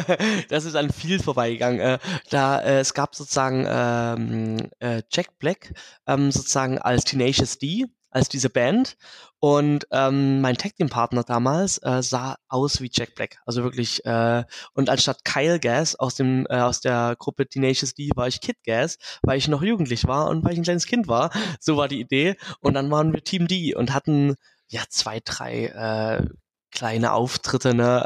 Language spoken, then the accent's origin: German; Dresden, Saxony, Germany; mein Ursprung in Dresden und eher in der lokalen Wrestling-Szene in Ostdeutschland